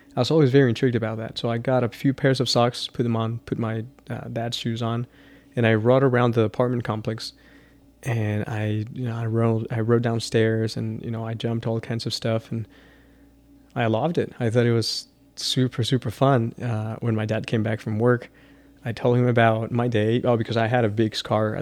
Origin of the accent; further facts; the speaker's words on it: Chihuahua, Mexico; now in El Paso, United States; growing up in Chihuahua and then traveling all around the world